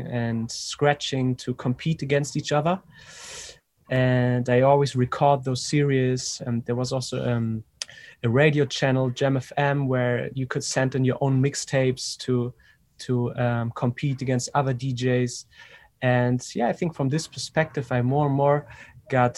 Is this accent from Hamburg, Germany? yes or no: yes; Hamburg, Germany; moved away as an adult; also born or lived in Ibiza; now in Berlin, Germany; I grew up in Hamburg, north of Germany